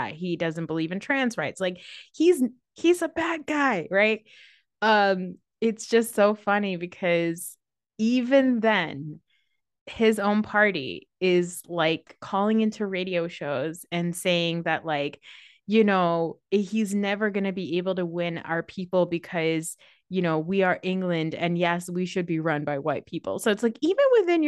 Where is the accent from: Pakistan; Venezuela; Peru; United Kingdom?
Pakistan; I'm Pakistani